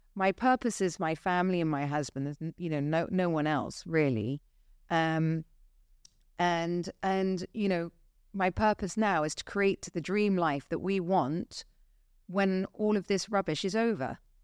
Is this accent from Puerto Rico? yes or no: no; Dorset, South West England, United Kingdom; now in Dubai, United Arab Emirates; I grew up in Dorset